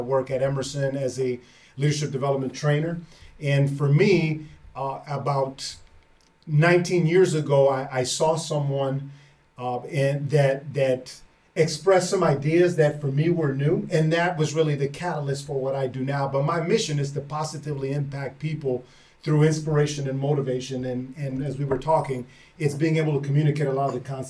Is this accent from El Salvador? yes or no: yes; El Salvador; moved away; I'm originally from El Salvador.